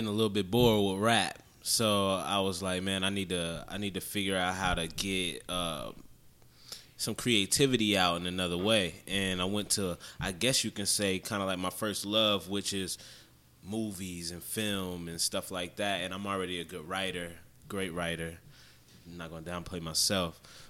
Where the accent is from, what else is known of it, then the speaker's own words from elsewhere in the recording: New Jersey, United States; now in Augusta, United States; I'm from Jersey. Originally.